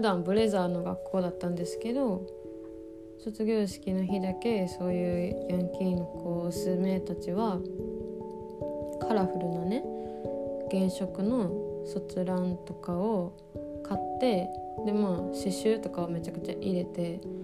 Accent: southern Osaka, Japan; 私の地元はあのね大阪の南部の方で

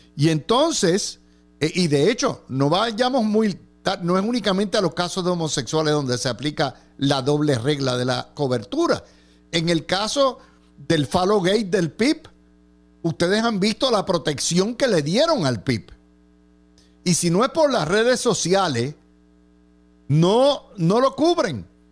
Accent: Cidra, Puerto Rico; mi pueblo de Sidra

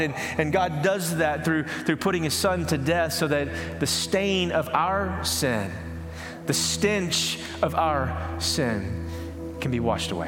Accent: East Texas, United States; I grew up in East Texas where we didn't have clear lakes

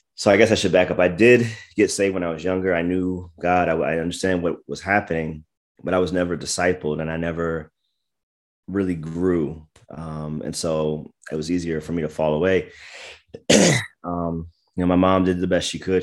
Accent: United States; moved away; also born or lived in Washington, D.C. / Maryland / Virginia; I was born in D C, grew up in Maryland and Virginia

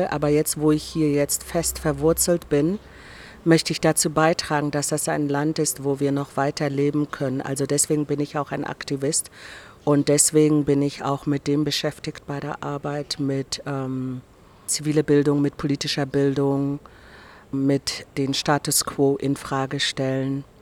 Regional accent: Angola; born there; Ich war nicht auf Namibia eingestellt. Ich bin in Angola geboren worden. Meine Eltern sind damals äh, im Krieg für die Unabhängigkeit nach Angola gezogen

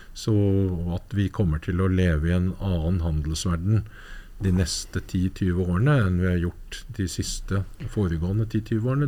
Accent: Norway; Jeg er nordmann

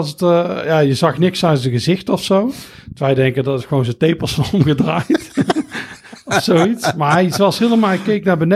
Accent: Netherlands; Dat is wel hilarisch als Nederlander.

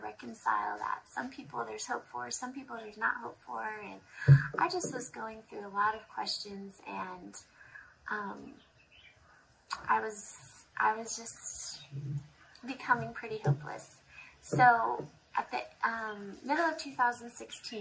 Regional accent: United States; moved away as an adult; now in Zambia; I grew up in America in a really good family, a good church.

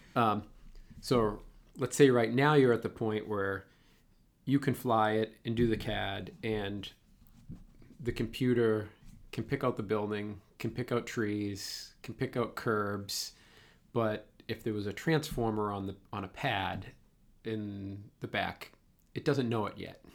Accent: Boston, Massachusetts, United States; accent: Boston; my Boston accent

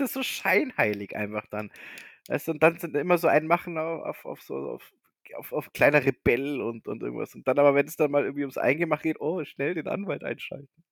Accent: Bavaria, Germany; bei uns in Bayern

